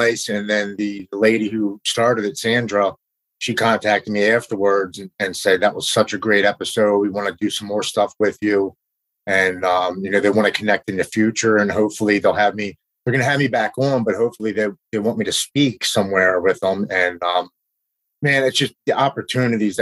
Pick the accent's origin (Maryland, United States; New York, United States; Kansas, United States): Maryland, United States; Baltimore; I'm from Baltimore, Maryland